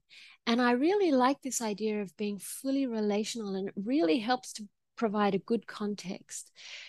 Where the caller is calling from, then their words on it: Queensland, Australia; I'm calling from Gubbi Gubbi country. So I'm in Queensland, Australia.